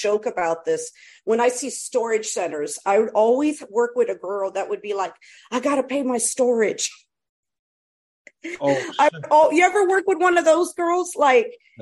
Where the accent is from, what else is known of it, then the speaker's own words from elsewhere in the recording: East Coast, United States; also born or lived in Brooklyn, New York; I'm from the East Coast